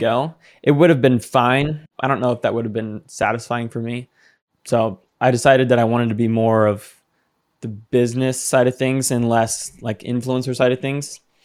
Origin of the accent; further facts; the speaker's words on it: Seattle, Washington, United States; also born or lived in Phoenix, Arizona; I am from Seattle. Right now, I'm in Phoenix, though. Phoenix, Arizona.